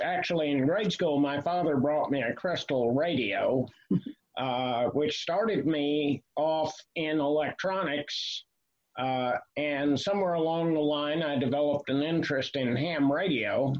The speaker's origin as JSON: {"language": "English", "town": "Asheville", "region": "North Carolina", "country": "United States", "tie": "born or raised there", "said": "I was born in Asheville, North Carolina, the son of a cab driver"}